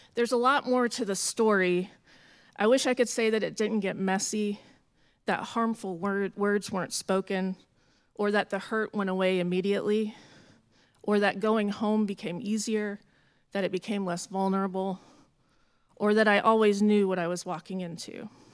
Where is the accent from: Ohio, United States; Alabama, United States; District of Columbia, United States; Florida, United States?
Florida, United States; Jacksonville; moved away; also born or lived in San Francisco Bay Area, California; Jacksonville, Florida, which is my hometown